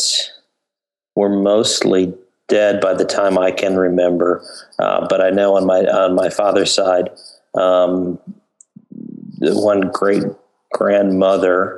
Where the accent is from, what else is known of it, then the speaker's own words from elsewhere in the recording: suburbs of Chicago, Illinois, United States; also born or lived in Cambridge, England / Minneapolis, Minnesota; spent most of my life growing up in the suburbs of Chicago.